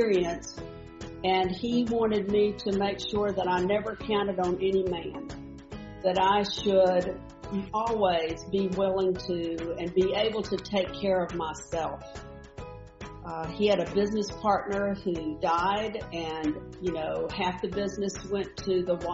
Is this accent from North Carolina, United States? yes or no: yes; North Carolina, United States; I was born in North Carolina, and I had the lovely ability to live in the country